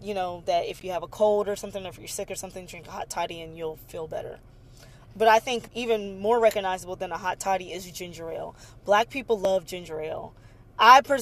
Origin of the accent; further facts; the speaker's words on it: Galveston, Texas, United States; I'm from Galveston, which is where the Emancipation Proclamation was read. And so I grew up with Juneteenth being like a really special holiday